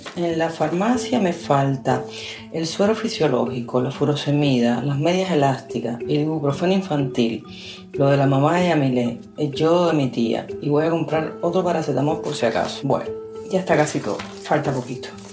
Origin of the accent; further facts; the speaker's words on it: Cuba; moved away as an adult; soy cubana, escritora